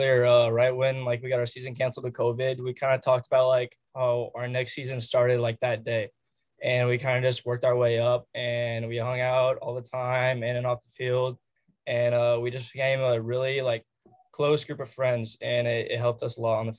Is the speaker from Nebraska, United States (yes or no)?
yes; Elkhorn, Nebraska, United States; I came from Elkhorn